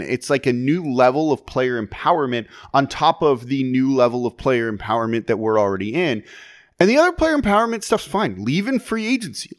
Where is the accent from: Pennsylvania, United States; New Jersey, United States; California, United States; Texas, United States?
California, United States; Los Angeles; now in New Orleans, United States; I'm from Los Angeles originally